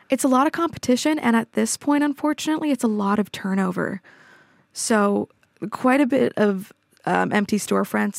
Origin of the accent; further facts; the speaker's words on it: Toronto, Ontario, Canada; moved away as an adult; also born or lived in Montreal, Canada; now in Oslo, Norway; I grew up in Toronto, but I also lived in Montreal for about six years for my undergrad